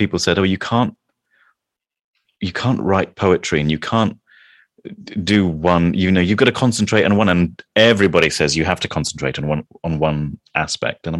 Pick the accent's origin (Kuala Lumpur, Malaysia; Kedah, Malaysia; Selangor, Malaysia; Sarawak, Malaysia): Kuala Lumpur, Malaysia; now in England; I grew up in Malaysia, in Kuala Lumpur, in Malaysia.